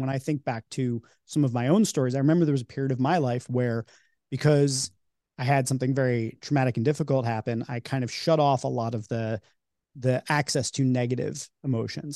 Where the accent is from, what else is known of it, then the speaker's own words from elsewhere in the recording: New York, United States; now in Philadelphia, United States; I grew up in New York and live in Philly